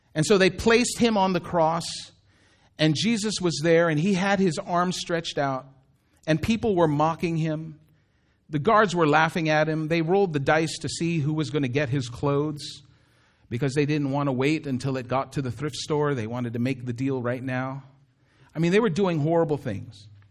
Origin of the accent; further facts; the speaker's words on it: Daly City, California, United States; also born or lived in Philippines; I would say I was from Daly City. Because Daly City is where I grew up.